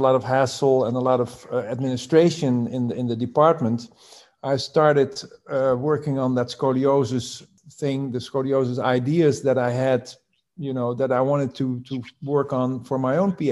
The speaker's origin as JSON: {"language": "English", "town": "Rotterdam", "region": "South Holland", "country": "Netherlands", "tie": "born or raised there", "also_born_or_lived": "North Carolina, United States", "said": "I was born in the Netherlands, in Rotterdam, which is a big port into Europe"}